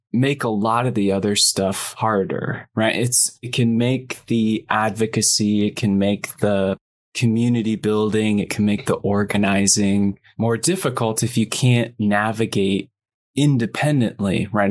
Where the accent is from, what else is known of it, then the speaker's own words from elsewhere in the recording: small town in Michigan near Flint, United States; I grew up in a smaller town in Michigan. We were only like 15 miles from Flint